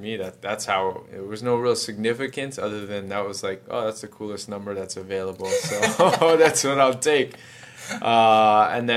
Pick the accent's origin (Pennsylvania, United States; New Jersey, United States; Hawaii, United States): Hawaii, United States; moved away as an adult; also born or lived in Houston; I grew up in Hawaii